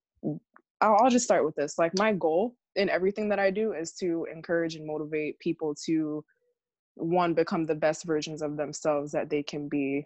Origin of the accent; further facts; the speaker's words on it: Hollywood, Florida, United States; also born or lived in Miami, Florida; now in Fort Myers, United States; I was born in Miami, Florida. I grew up in Broward, in like the Hollywood area